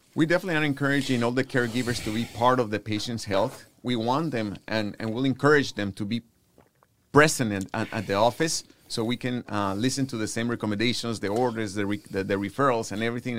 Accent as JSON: {"language": "English", "country": "Guatemala", "tie": "born or raised there", "moved": "yes", "lives_now": "Houston, United States", "said": "born and raised in Guatemala, Central America"}